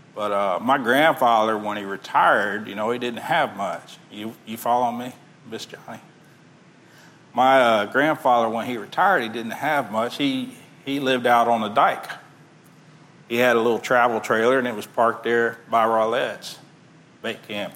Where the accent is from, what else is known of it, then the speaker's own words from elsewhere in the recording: Texas City, Texas, United States; I grew up in Texas City